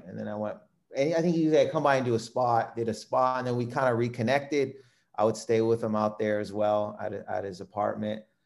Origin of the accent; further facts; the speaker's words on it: Windsor, Ontario, Canada; I was born in Windsor, Ontario. It's the city that I grew up